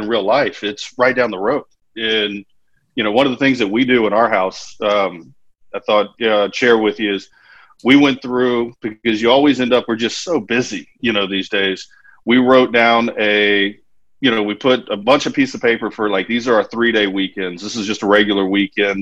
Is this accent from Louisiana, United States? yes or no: yes; Baton Rouge, Louisiana, United States; I'm from Baton Rouge